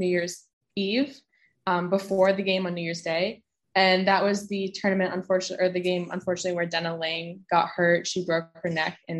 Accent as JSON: {"language": "English", "town": "Scituate", "region": "Massachusetts", "country": "United States", "tie": "born or raised there", "said": "my hometown, from my town in Boston, from Scituate, Mass."}